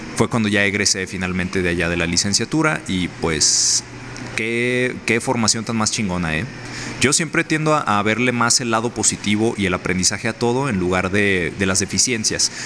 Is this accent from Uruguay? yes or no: no; Mexico; mi hermoso país, México